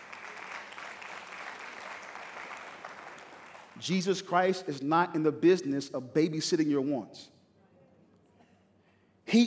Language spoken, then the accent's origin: English; East Coast, United States; moved away; I'm from the East Coast.